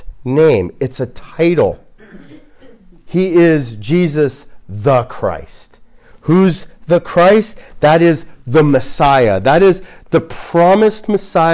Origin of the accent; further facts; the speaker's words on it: United States; as an American